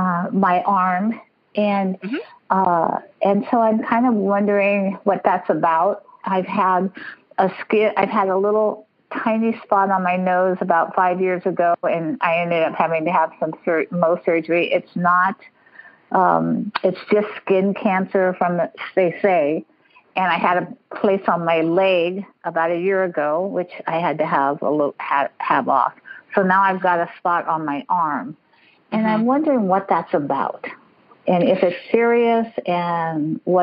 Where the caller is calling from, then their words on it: California, United States; From East Bay, the East Bay.